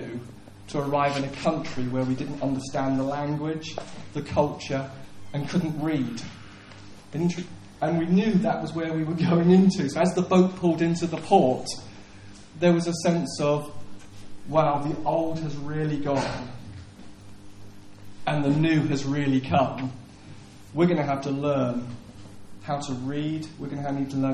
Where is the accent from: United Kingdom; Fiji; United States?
United Kingdom; England; also born or lived in Lowestoft; I'm English